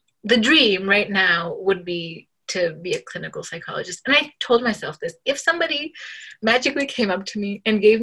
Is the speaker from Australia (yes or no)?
no; Dhaka, Dhaka Division, Bangladesh; moved away; I was born in Dhaka, Bangladesh